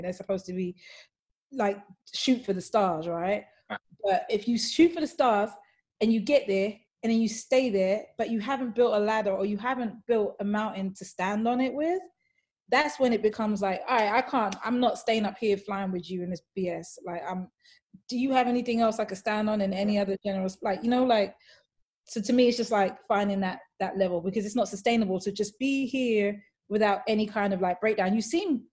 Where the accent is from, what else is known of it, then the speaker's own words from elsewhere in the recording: London, United Kingdom; growing up, like, as a Black woman in London